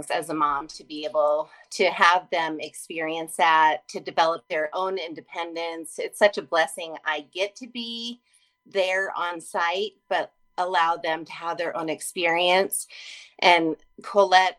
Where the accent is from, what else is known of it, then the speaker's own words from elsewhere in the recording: Colorado, United States; I'm from Colorado with lots of camps